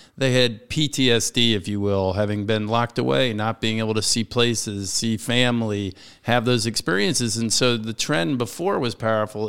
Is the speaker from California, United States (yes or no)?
no; Washington, District of Columbia, United States; This is my hometown, born and raised in Washington, D C